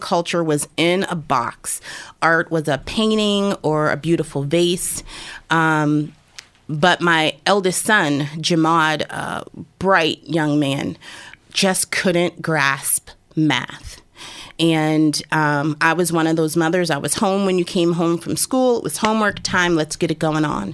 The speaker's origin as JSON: {"language": "English", "town": "Erie", "region": "Pennsylvania", "country": "United States", "tie": "born or raised there", "said": "I born and raised in Erie"}